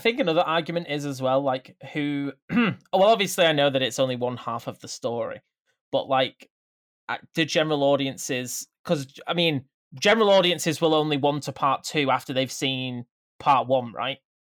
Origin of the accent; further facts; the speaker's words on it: Bolton, North West England, United Kingdom; my hometown